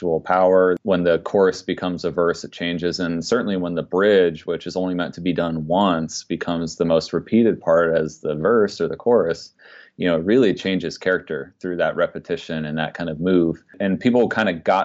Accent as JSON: {"language": "English", "town": "Dayton", "region": "Ohio", "country": "United States", "tie": "born or raised there", "said": "I grew up just outside of Dayton, Ohio"}